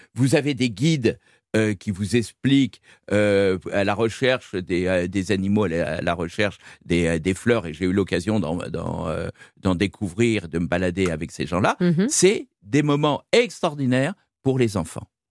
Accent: Brittany, France; en tant que breton

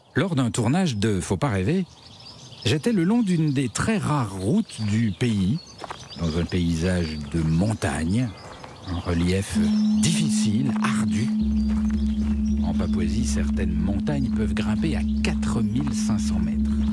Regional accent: France; je viens de France

